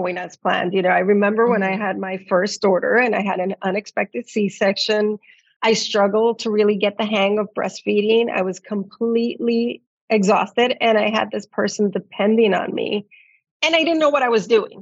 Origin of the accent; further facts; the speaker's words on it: New York City, New York, United States; I'm raising bilingual and multicultural in my hometown of New York City. I'm also a first generation immigrant